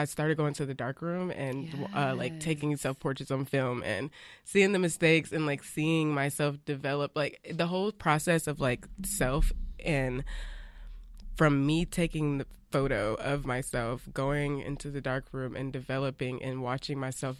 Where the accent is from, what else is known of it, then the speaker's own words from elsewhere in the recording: Alabama, United States; I'm from Alabama. Like I'm from these really scarred places with so much so much of our footprint imprint mm-hmm. and I have spent like parts of my childhood growing up in these places